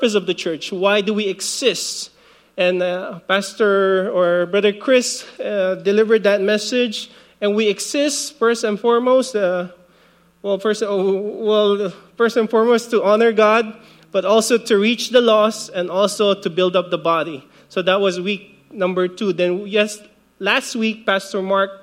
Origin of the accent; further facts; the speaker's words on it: Philippines; now in Guam; I grew up in the Philippines. Well, I was born in the Philippines, 1975